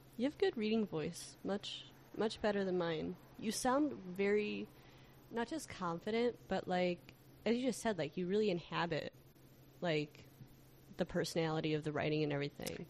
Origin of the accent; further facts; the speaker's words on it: Chicago, Illinois, United States; as a Chicagoan